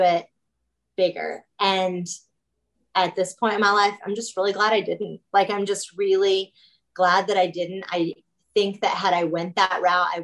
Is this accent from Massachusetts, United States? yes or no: no; Kansas, United States; I'm not even in Kansas City. I'm just in Kansas. That's our state. Yeah. So I grew up in a town of like 2,500 people.